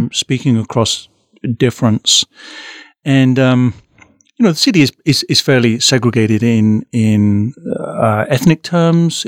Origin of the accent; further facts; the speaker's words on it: United Kingdom; now in Omaha, United States; my experience as a as a Brit